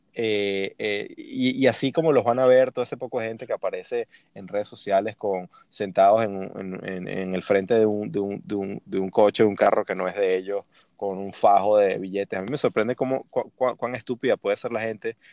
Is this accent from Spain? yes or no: no; Venezuela; buen venezolano